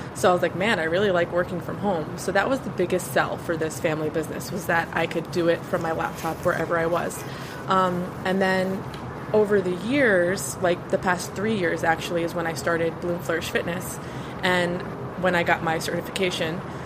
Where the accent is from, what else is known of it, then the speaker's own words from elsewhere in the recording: New Jersey, United States; now in Florida, United States; I live in Florida now, but I, I'm from Jersey